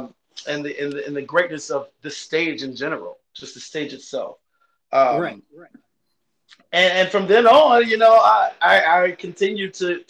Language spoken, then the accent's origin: English; Chapel Hill, North Carolina, United States; now in Landover, Maryland, United States; I'm originally from Chapel Hill, North Carolina